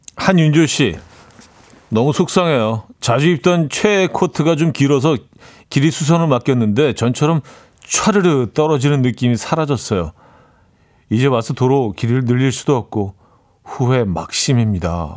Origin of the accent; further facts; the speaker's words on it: Seoul, South Korea; also born or lived in Chungju (parents' origin); 저희 부모님 두 분이 다 충주 분들이라, 어, 저는 뭐 서울에서 태어나긴 했지만 그래서 늘 충청도 사람이라 하고 다니긴 하는데